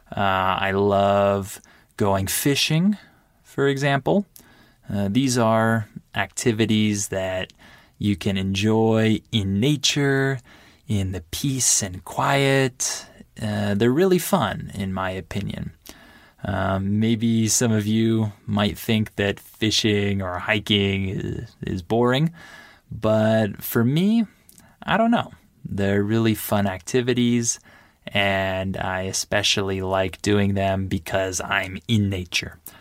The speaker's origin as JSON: {"language": "English", "country": "United States", "said": "I'm American"}